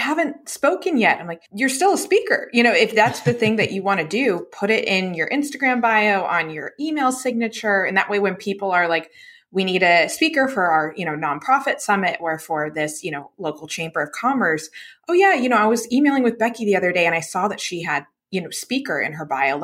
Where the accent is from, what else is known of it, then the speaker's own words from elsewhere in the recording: Charlotte, North Carolina, United States; I grew up in right outside of Charlotte, North Carolina